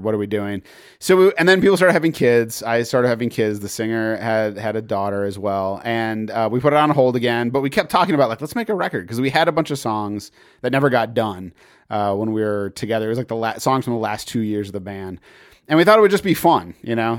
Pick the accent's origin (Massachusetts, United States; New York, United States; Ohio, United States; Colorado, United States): Massachusetts, United States; I grew up in Massachusetts